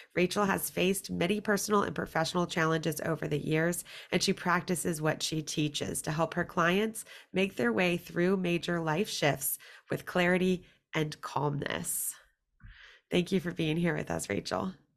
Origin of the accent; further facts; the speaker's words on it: Virginia, United States; I am from Virginia